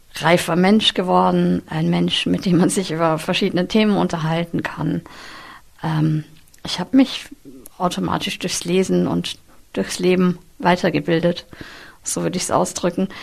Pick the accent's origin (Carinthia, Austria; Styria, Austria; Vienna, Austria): Vienna, Austria; moved away as an adult; now in near Cologne, Germany; Ich bin in Wien aufgewachsen